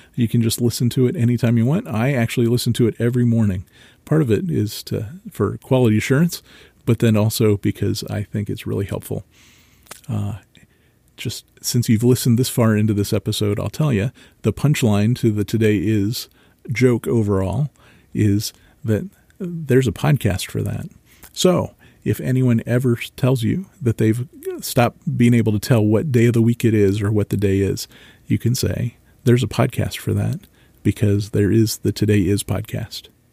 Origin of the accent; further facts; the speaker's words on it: Marysville, Ohio, United States; I grew up in Marysville, Ohio.